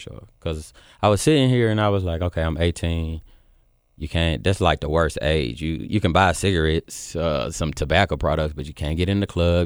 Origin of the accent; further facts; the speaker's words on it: Memphis, Tennessee, United States; moved away as an adult; also born or lived in Georgia; I came from Memphis